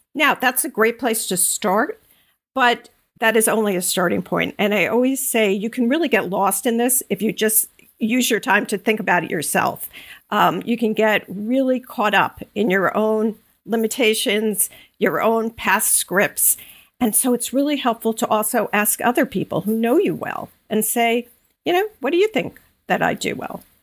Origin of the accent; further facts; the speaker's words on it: Long Island, New York, United States; moved away as an adult; also born or lived in North Carolina / Connecticut; now in Bucks County, Pennsylvania, United States; grew up in Long Island, went to school in North Carolina, lived most most of my adult life in Connecticut, and uh, less than two years ago, we moved to Bucks County, Pennsylvania